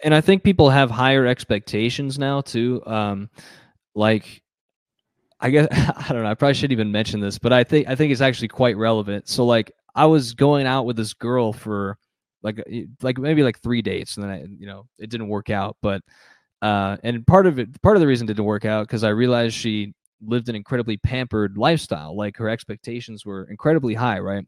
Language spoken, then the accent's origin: English; Phoenix, Arizona, United States; I grew up in the city, I grew up in Phoenix